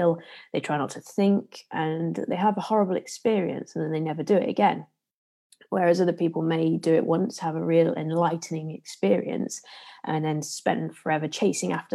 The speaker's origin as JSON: {"language": "English", "town": "Leicester", "region": "East Midlands", "country": "United Kingdom", "accent": "Leicester", "said": "my usual Leicester accent"}